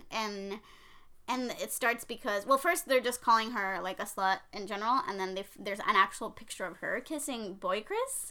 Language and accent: English; Puerto Rico; I'm from Puerto Rico